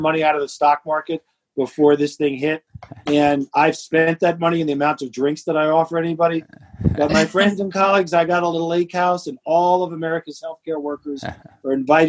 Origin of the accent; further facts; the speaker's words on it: New York City, New York, United States; I grew up in New York City. I grew up in the Bronx, not too far away from this hospital that I work